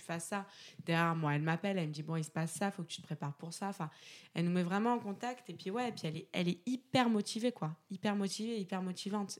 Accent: Aix-en-Provence, Provence-Alpes-Côte d'Azur, France; je viens d'Aix-en-Provence

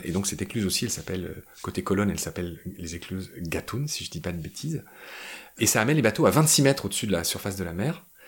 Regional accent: France; Je suis français

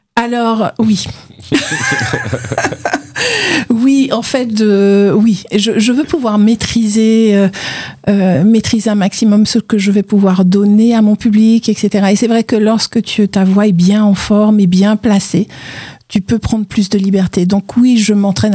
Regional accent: Martinique; je viens de la Caraïbe, je viens de Martinique

